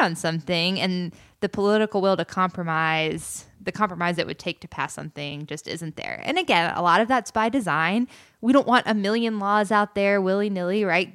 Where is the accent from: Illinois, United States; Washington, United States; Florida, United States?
Florida, United States; near The Villages; I grew up right outside of the villages